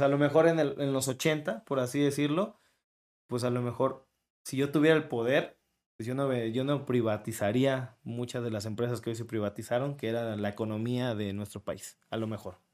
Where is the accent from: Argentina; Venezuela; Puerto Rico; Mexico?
Mexico; Tlacotalpan, Veracruz; accent: jarocho; now in Veracruz, Mexico; yo soy de Tlacotalpan. Yo nací en Tlacotalpan